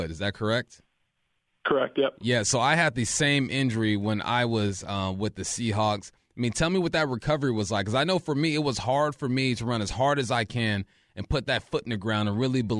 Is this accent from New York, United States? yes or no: no; Culver City, California, United States; I'm from Cali as well. I'm Culver City, a little more, uh, what is that, north of you